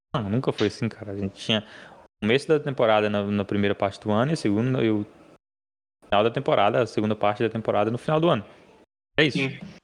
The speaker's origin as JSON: {"language": "Portuguese", "region": "Minas Gerais", "country": "Brazil", "said": "eu sou mineiro"}